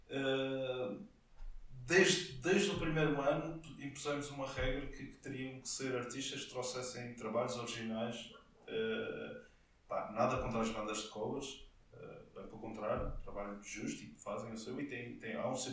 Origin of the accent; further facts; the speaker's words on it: Portugal; como português